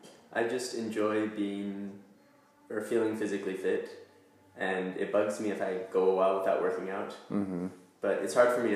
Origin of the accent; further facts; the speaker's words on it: Lubbock, Texas, United States; moved away as an adult; now in Utah, United States; We're from Lubbock, Texas, and we're both up here to go to school at BYU.